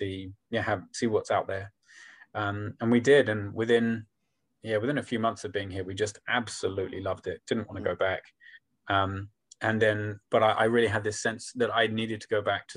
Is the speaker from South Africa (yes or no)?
no; Folkestone, South East England, United Kingdom; moved away as an adult; I was born in England. I was raised in Kent, down in the southeast, and I lived there pretty much from age 5 to about age 28. And that was kind of my world, that church, that town, little town of Folkestone